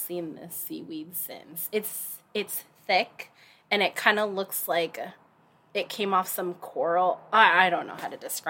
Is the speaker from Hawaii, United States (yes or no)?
yes; Hawaii, United States; now in Seattle, United States; when I was a little girl growing up in Hawaii